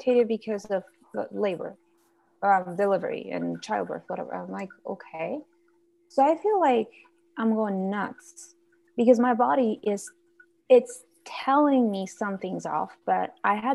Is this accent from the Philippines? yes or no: no; Guatemala; now in United States; I'm originally from Guatemala. So I went down to visit my family